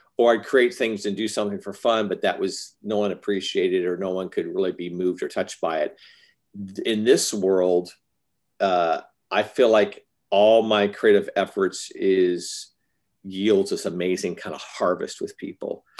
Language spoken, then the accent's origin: English; Arizona, United States; I was raised in Arizona